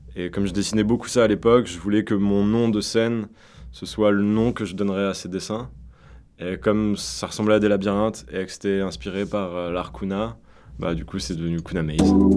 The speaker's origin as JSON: {"language": "French", "region": "Auvergne-Rhône-Alpes", "country": "France", "tie": "born or raised there", "also_born_or_lived": "Lyon", "moved": "yes", "said": "on vient d'Auvergne et on vient d'une petite ville enfin plus ou moins"}